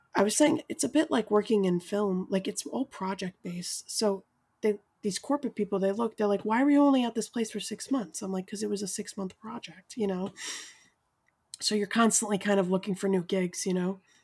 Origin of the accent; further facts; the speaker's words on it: New York City, New York, United States; moved away as an adult; now in Brooklyn, United States; I'm from Staten Island